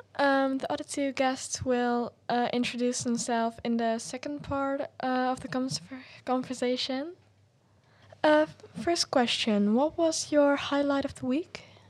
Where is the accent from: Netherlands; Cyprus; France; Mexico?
Netherlands; I'm from the Netherlands.